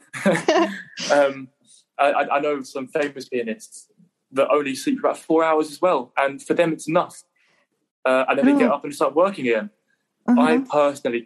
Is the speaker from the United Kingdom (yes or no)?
yes; England, United Kingdom; Being the Englishman that I am